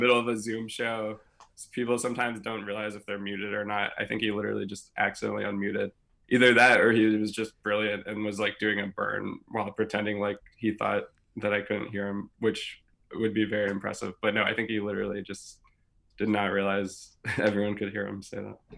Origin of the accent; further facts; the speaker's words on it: Louisville, Kentucky, United States; moved away; also born or lived in Wisconsin / Chicago; I grew up in Louisville, Kentucky